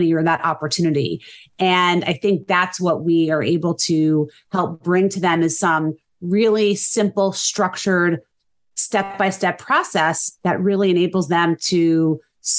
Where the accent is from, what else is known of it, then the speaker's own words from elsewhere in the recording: New Jersey, United States; also born or lived in St. Louis; I born and raised in New Jersey, raised my family here